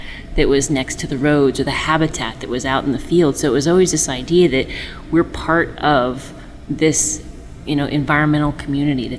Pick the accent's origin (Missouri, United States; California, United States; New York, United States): California, United States; Chico; we grew up in Chico, and we didn't grow up in Richvale